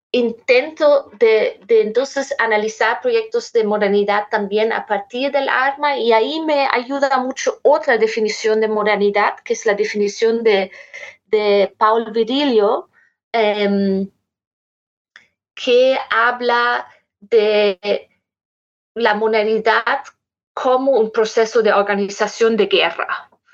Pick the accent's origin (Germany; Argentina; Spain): Germany; Spanish is a second language; moved away; also born or lived in Lima, Peru / Berlin; yo soy alemana